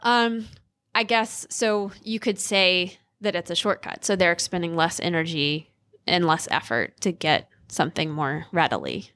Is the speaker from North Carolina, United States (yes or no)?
yes; Ocean Isle Beach, North Carolina, United States; moved away; I'm from North Carolina, like, a really small town in coastal North Carolina